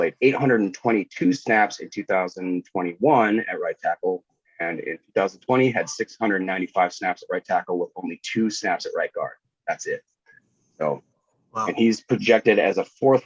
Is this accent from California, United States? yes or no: no; Appleton, Wisconsin, United States; my hometown of Appleton, Wisconsin